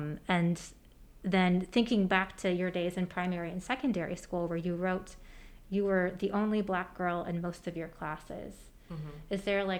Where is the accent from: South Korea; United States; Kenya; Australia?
United States; Michigan; moved away as an adult; now in Birmingham, United States; I'm from Michigan